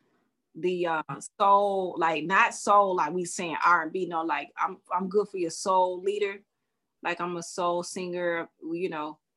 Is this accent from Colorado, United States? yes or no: no; Alabama, United States; my hometown in Alabama